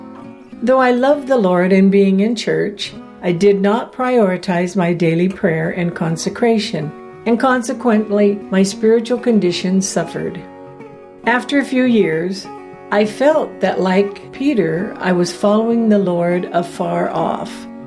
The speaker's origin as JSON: {"language": "English", "town": "East End", "region": "Tortola", "country": "British Virgin Islands", "tie": "born or raised there", "said": "I grew up in East End, Tortola, British Virgin Islands, and I was the sixth of 17 children."}